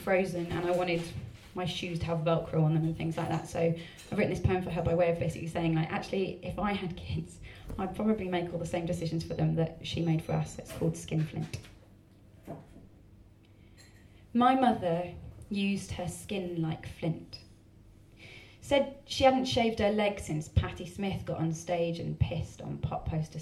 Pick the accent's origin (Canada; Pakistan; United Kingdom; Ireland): United Kingdom; Essex, East of England; I'm from Essex, and it's taking me a very long time to actually be willing to tell people I'm from Essex